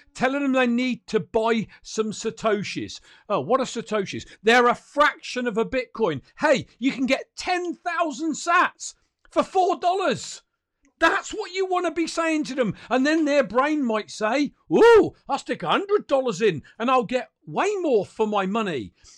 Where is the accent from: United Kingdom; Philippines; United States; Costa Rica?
United Kingdom; I'm a Brit as well